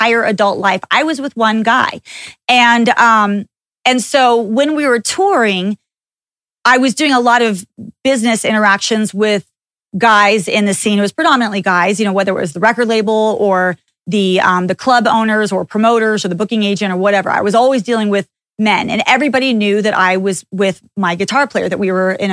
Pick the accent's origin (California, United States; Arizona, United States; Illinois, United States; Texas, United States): Texas, United States; I grew up in Texas